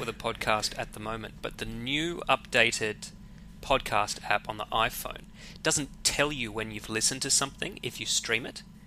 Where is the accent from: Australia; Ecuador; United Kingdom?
Australia; also born or lived in Western Sydney